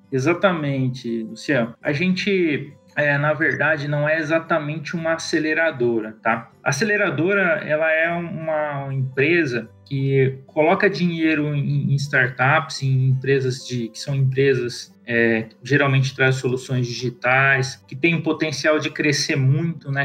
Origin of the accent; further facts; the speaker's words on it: Mato Grosso, Brazil; also born or lived in Araçatuba, São Paulo / São Paulo; eu nasci lá em Aracatuba, mas cresci aqui no Mato Grosso, minha família veio para cá no começo dos anos 90